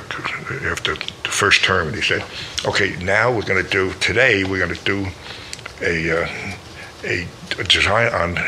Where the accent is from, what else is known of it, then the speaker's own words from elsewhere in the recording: New York City, New York, United States; I'm from the Bronx